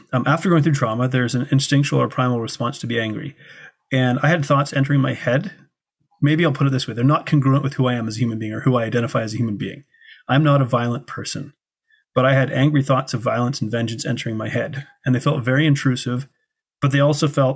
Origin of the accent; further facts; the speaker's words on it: Canada; I come from Canada, a first world country where we have prosperity.